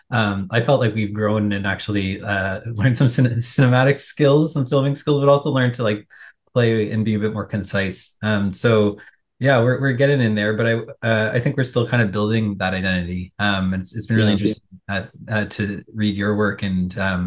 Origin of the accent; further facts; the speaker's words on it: Toronto, Ontario, Canada; I'm a Toronto kid